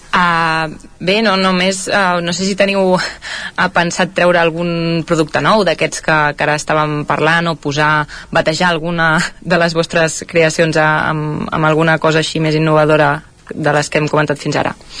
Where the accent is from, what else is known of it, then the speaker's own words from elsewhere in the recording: Caldes de Montbui, Catalonia, Spain; jo sóc calderina de Caldes de Montbui